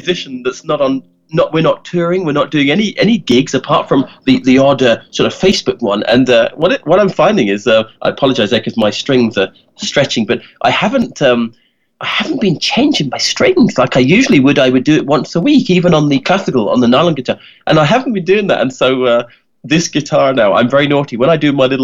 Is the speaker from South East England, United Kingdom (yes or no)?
yes; Kent, South East England, United Kingdom; moved away as an adult; also born or lived in Donegal, Ireland; now in Kent, United Kingdom; I was born in Kent. Kent is a little county in England.